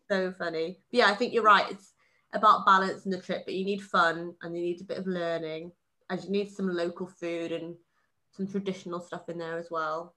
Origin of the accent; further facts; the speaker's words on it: Wales, United Kingdom; I was born in Wales, so England counts as a foreign country in my eyes